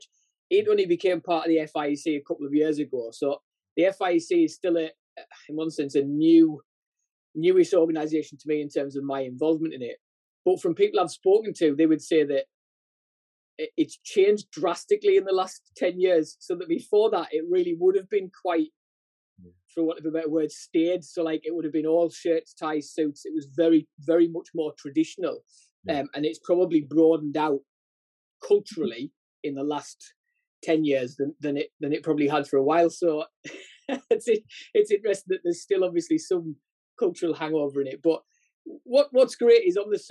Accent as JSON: {"language": "English", "town": "Sunderland", "region": "North East England", "country": "United Kingdom", "tie": "born or raised there", "also_born_or_lived": "Durham", "said": "I grew up in Sunderland in what was a mining village"}